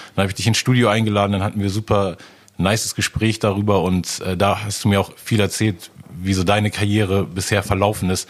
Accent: Hamburg, Germany; als Hamburger

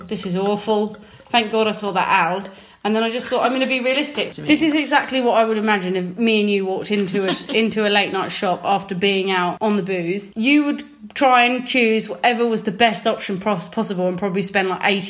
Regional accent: Surrey, South East England, United Kingdom; moved away; usually when I'm visiting my hometown in Surrey.

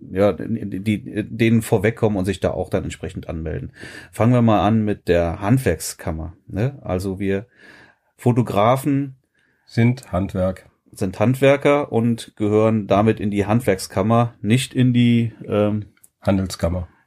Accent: Frechen, North Rhine-Westphalia, Germany; ich bin ja kein Kölner, ich bin ja Frechner.

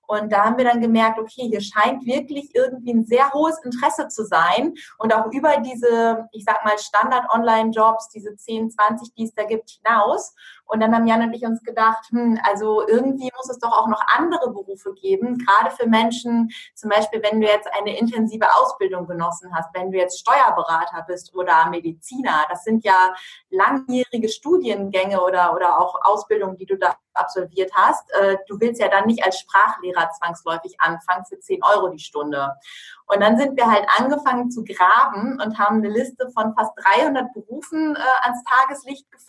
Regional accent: Lower Saxony, Germany; Ähm, ich komme aus der Nähe von Osnabrück

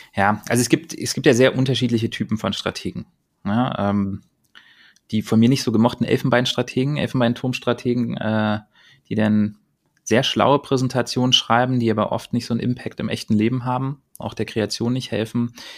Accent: Berlin, Germany; Ich bin halt Berliner, das werde ich auch immer bleiben.

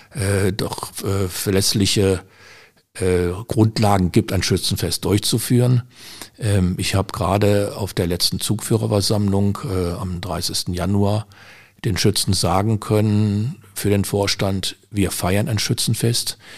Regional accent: Düsseldorf, North Rhine-Westphalia, Germany; now in Willich, Germany; Ich bin äh, 82 nach Willig gezogen. Ich komme aus Düsseldorf, bin dort geboren.

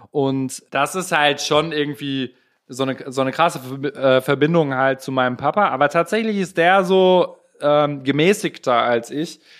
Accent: Gelsenkirchen, North Rhine-Westphalia, Germany; ich komme aus Ückendorf.

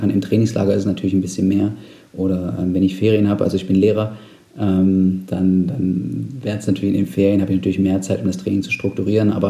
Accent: Saxony-Anhalt, Germany; ich komme aus Sachsen-Anhalt ursprünglich

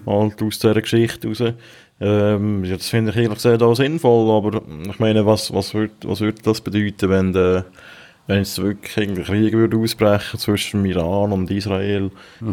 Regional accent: Switzerland; kann ich als Schweizer

